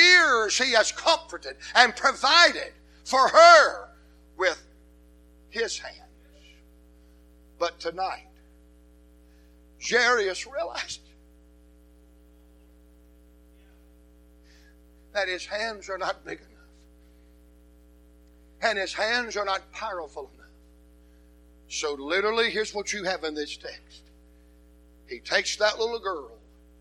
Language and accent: English; Atlanta, Georgia, United States; I'm from Atlanta